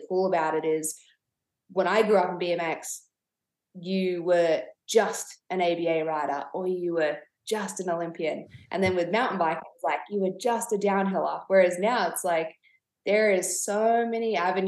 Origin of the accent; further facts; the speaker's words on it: Canberra, Australian Capital Territory, Australia; also born or lived in Temecula, Southern California; grew up in Canberra, family home burnt down